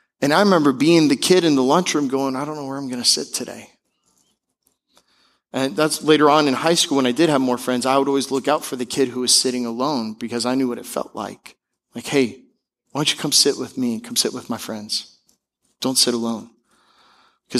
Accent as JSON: {"language": "English", "town": "Seattle", "region": "Washington", "country": "United States", "moved": "yes", "said": "I'm from Seattle"}